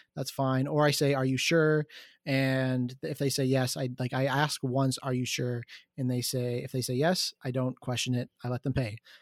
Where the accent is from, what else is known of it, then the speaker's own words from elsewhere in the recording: Markham, Ontario, Canada; I'm from Markham.